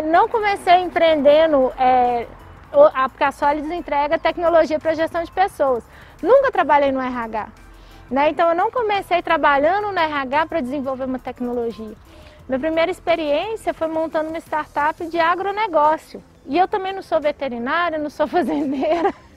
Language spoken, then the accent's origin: Portuguese; Belo Horizonte, Minas Gerais, Brazil; accent: mineiro (sotaque de pão de queijo); não nego meu sotaque de pão de queijo. mas eu acho que eu, assim, nasci aqui, fui criada aqui